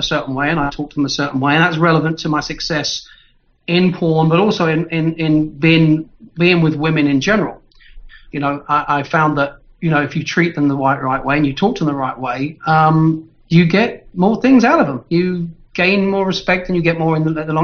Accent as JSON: {"language": "English", "region": "London", "country": "United Kingdom", "tie": "born or raised there", "said": "from London, but I was born in Hampstead Heath. I come from the posh end"}